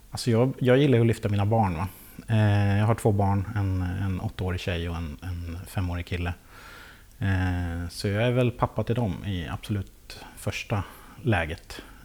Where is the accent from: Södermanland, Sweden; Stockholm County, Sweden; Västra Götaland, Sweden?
Södermanland, Sweden; Lästringe; also born or lived in Nyköping; now in Vagnhärad, Sweden; så är jag uppväxt i, i Lästringen